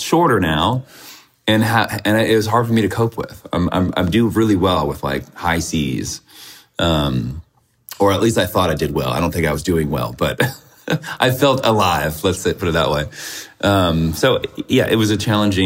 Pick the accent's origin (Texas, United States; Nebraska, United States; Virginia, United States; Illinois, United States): Virginia, United States; moved away as an adult; also born or lived in Richmond, Virginia / Chicago; now in San Francisco, United States; I'm from Virginia